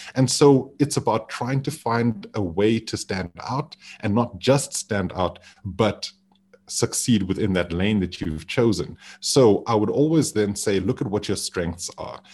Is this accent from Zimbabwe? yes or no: yes; Zimbabwe; now in Johannesburg, South Africa; being back home in Zimbabwe